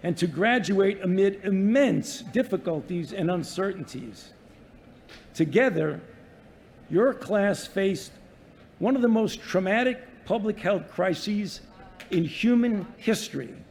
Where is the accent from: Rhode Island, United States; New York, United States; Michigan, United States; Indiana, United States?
New York, United States; New York City; moved away; I was born and raised in the Bensonhurst section of Brooklyn.